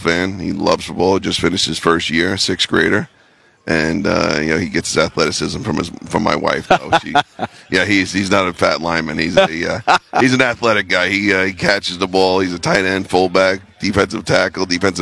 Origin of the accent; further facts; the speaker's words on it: New York City, New York, United States; moved away as an adult; also born or lived in New Haven, Connecticut / Green Bay, Wisconsin; I grew up in New York City